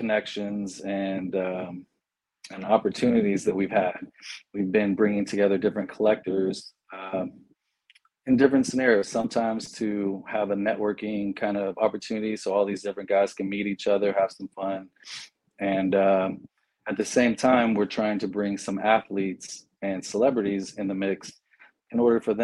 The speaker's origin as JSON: {"language": "English", "town": "San Antonio", "region": "Texas", "country": "United States", "said": "I'm from San Antonio"}